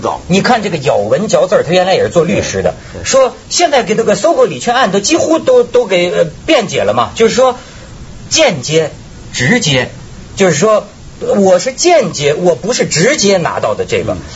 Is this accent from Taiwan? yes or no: no; China; 我这个来自，呃，这个，这个大陆的。大陆的人